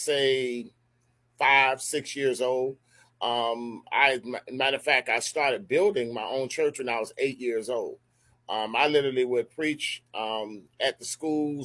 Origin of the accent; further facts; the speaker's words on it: Miami Gardens, Florida, United States; moved away as an adult; now in Daytona Beach, United States; I'm from Carroll City.